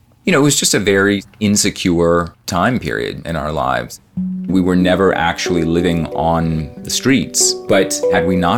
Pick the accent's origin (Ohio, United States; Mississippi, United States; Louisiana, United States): Louisiana, United States; Metairie; now in Austin, United States; I grew up in New Orleans, mostly in Metairie, which is a suburb